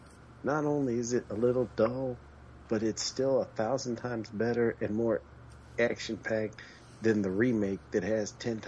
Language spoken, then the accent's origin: English; Midwest, United States; I'm from the Midwest.